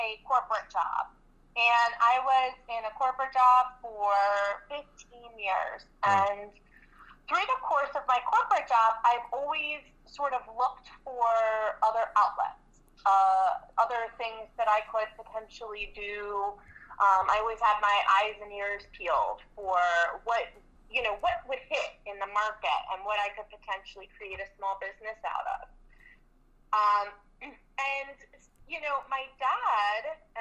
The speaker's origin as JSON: {"language": "English", "area": "outside Philadelphia", "region": "Pennsylvania", "country": "United States", "tie": "born or raised there", "said": "I was born right outside the city, and I sort of grew up right outside the city. And I live in the city now."}